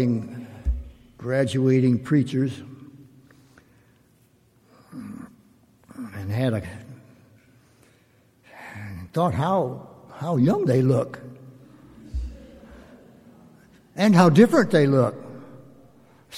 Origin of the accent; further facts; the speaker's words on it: Mississippi, United States; moved away; I was from Mississippi